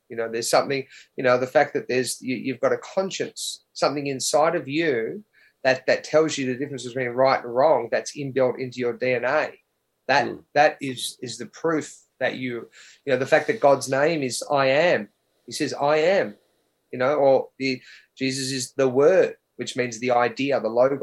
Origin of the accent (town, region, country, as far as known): Australia; born or raised there